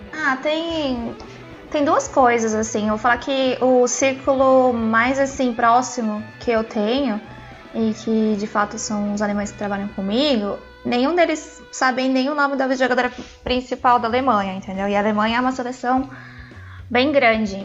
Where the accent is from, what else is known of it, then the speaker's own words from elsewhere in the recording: Brazil; moved away; also born or lived in Europe; A gente, como brasileiro